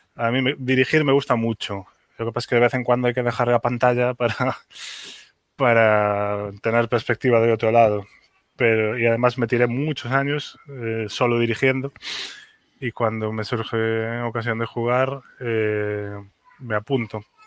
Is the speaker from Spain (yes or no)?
yes; A Coruña, Galicia, Spain; also born or lived in Santiago de Compostela; A Coruña, que es mi, que es mi ciudad natal